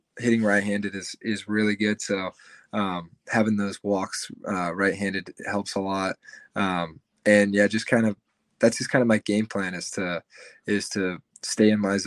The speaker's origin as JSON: {"language": "English", "town": "Atlanta", "region": "Georgia", "country": "United States", "tie": "born or raised there", "moved": "as an adult", "lives_now": "Kentucky, United States", "said": "I'm from the Atlanta area, and there's Lake Point, which is like 45 minutes from my house"}